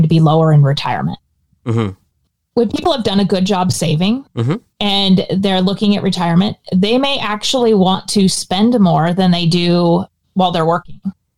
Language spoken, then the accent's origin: English; Portland, Oregon, United States; I'm from Portland, Oregon, and it rains here.